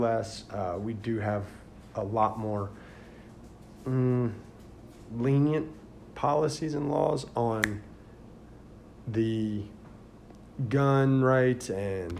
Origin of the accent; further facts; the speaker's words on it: Indiana, United States; now in Florida, United States; I grew up north in Indiana